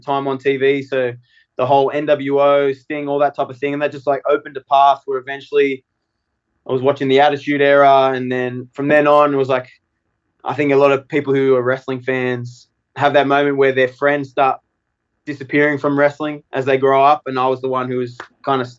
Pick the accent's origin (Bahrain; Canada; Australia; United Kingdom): Australia; now in United States; especially as an Australian